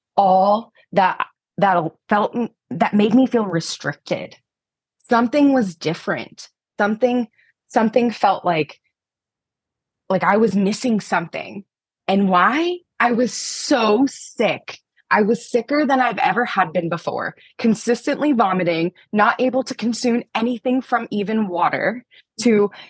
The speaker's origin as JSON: {"language": "English", "region": "Pennsylvania", "country": "United States", "said": "I'm from Pennsylvania"}